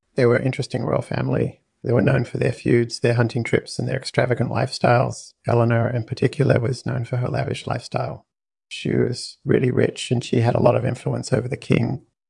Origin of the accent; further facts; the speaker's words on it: Boston, Massachusetts, United States; I grew up in Boston